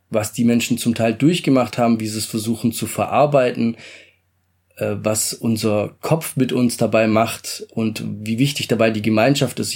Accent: Stuttgart, Baden-Württemberg, Germany; also born or lived in Italy; Ich komme ursprünglich aus Italien, aufgewachsen bin ich in schönen Stuttgart.

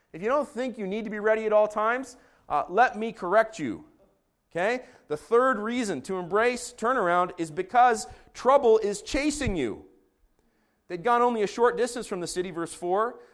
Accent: Israel; moved away; I grew up in Israel

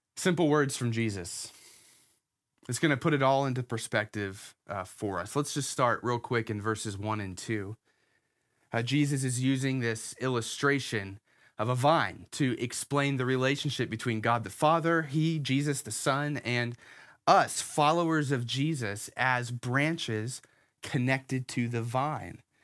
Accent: Herndon, Virginia, United States; when I was five years old, my family moved here to Herndon, Virginia. Uh, so I've been in Northern Virginia for the vast majority of my life

